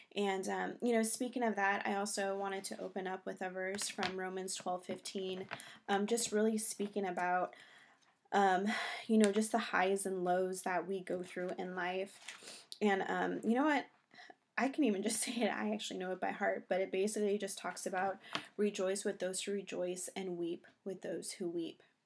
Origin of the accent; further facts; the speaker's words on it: California, United States; moved away as an adult; also born or lived in New York; now in North Carolina, United States; We're originally from California, living in New York for about three years